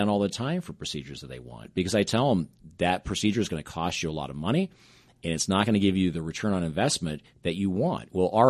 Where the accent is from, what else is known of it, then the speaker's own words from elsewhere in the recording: Pacific Northwest, United States; And growing up in the Pacific Northwest, I was around this little company called Nordstrom's.